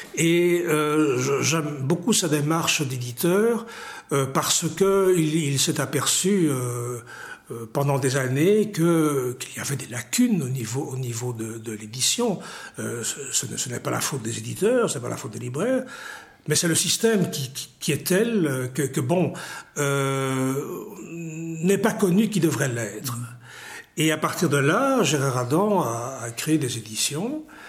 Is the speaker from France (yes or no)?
no; Ixelles, Brussels-Capital Region, Belgium; also born or lived in Tunisia; je suis né à XL